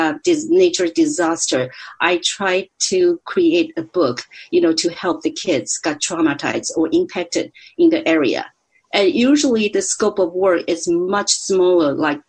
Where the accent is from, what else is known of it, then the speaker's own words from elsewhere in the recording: Taiwan; English is a second language; moved away as an adult; also born or lived in Missouri; now in California, United States; So I immigrated from Taiwan in 1991.